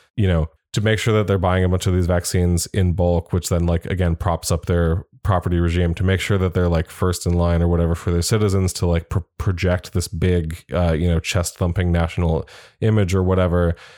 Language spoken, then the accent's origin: English; United States; as an American